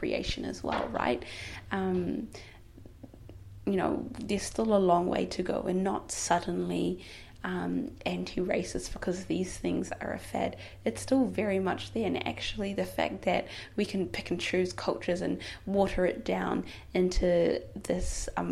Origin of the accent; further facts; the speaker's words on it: New Zealand; as a, you know, black Muslim girl growing up in New Zealand, in Aotearoa, I grew up being told that my culture is weird